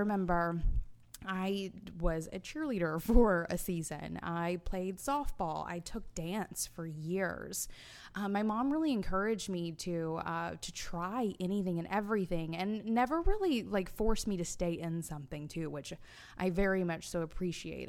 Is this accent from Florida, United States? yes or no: no; Alabama, United States; I was born in July, so it was hot as hell 'cause we're in, in Alabama